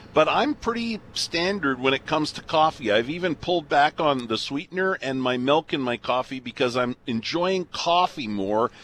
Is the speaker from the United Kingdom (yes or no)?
no; southern Alberta, Canada; moved away; I've been here for over 30 years, but I grew up in southern Alberta.